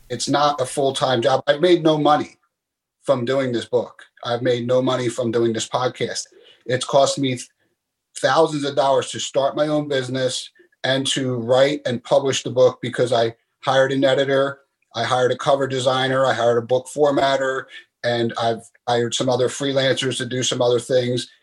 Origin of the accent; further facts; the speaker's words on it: Philadelphia, Pennsylvania, United States; moved away as an adult; growing up in Philadelphia